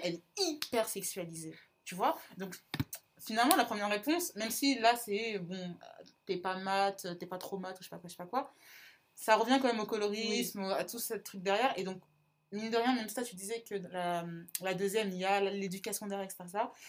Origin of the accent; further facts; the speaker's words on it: Centre region, Centre-Val de Loire, France; je viens de la région centre